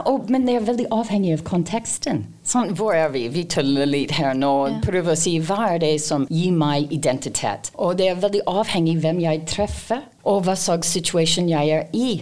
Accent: Canada; Norwegian is a second language; now in Norway; jeg kommer opprinnelig fra Canada

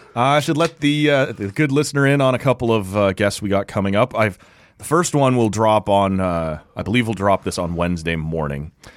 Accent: Ottawa, Ontario, Canada; my hometown

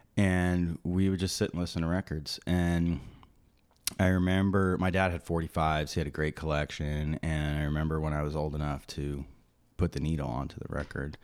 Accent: Maplewood, New Jersey, United States; also born or lived in Summit, New Jersey; I was born in, um, Summit, New Jersey, and I grew up in Maplewood, New Jersey.

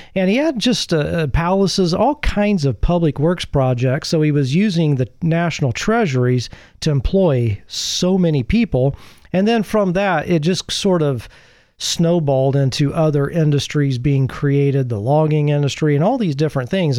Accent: Midwest, United States; moved away; Growing up in the Midwest

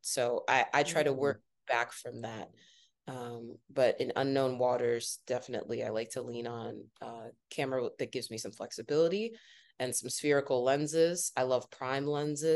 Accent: Northeast Ohio, United States; now in New York City, United States; I grew up in Northeast Ohio

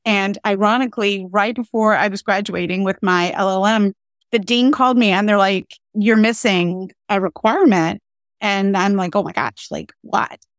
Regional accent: North Carolina, United States; moved away as an adult; also born or lived in Pennsylvania / Philadelphia / Southern New Jersey; I'm from North Carolina.

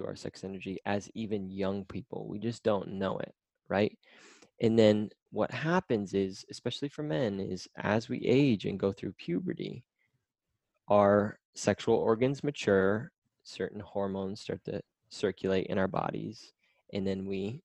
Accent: Midwest America, United States; I grew up in Midwest America

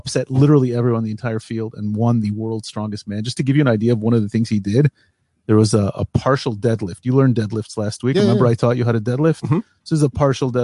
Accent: United States; born or raised there; now in Israel

